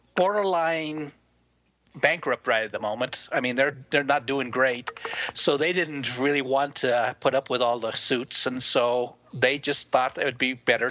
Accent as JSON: {"language": "English", "region": "Montana", "country": "United States", "tie": "born or raised there", "said": "Except I grew up in Montana, so there's a little bit"}